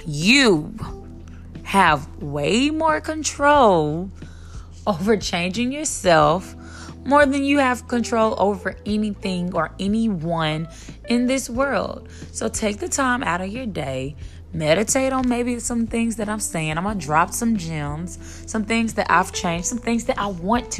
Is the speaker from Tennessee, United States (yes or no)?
yes; Memphis, Tennessee, United States; now in Dallas, United States; I'm from Memphis, Tennessee. I'm living in Dallas, Texas now.